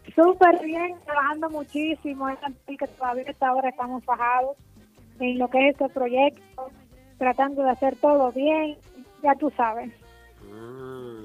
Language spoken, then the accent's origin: Spanish; Santiago Rodríguez, Dominican Republic; mi provincia, que es Santiago Rodríguez